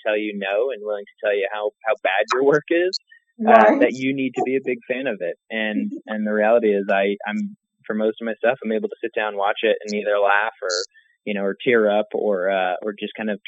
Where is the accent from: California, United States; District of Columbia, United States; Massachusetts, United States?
Massachusetts, United States; a longtime friend of mine I grew up with on the East Coast in Massachusetts